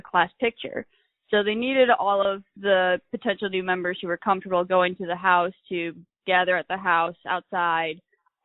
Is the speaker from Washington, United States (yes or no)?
no; Michigan, United States; moved away as an adult; now in Tuscaloosa, United States; I'm originally from Michigan